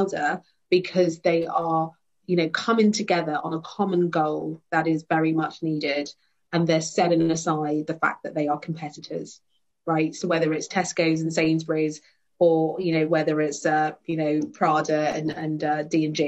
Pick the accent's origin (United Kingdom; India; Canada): United Kingdom; London; also born or lived in Brixton, London; growing up in Wimbledon, which is very predominantly white.